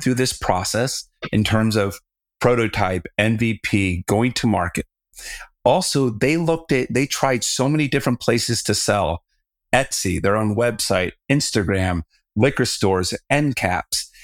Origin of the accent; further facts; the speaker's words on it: Southern California, United States; now in Colorado, United States; I'm from Southern California, so I was used to the water